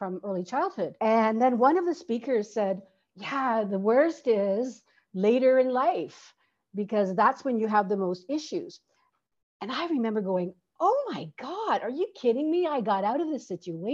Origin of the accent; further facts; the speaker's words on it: Canada; moved away as an adult; also born or lived in Toronto, Canada; now in Santiago, Chile; I'm Canadian, and I'm currently living in Santiago, Chile